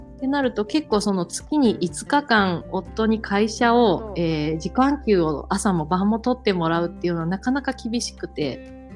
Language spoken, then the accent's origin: Japanese; Tokushima, Japan; 地元の徳島